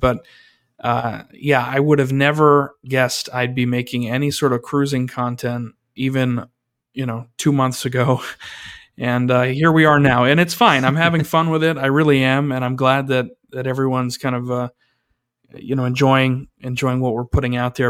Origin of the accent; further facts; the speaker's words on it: New York, United States; as a New Yorker